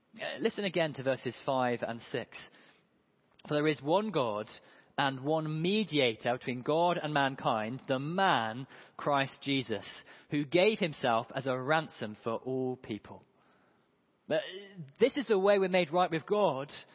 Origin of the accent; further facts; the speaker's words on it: United Kingdom; also born or lived in Hove; we're in Hove and we're British